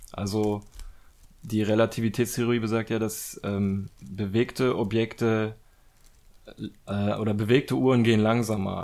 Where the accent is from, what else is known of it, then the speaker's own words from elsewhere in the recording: Germany; wir dann so als Deutsche